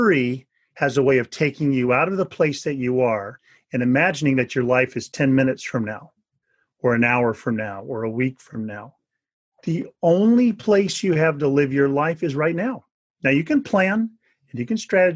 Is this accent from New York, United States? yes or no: no; Northern California, United States; I grew up in Northern California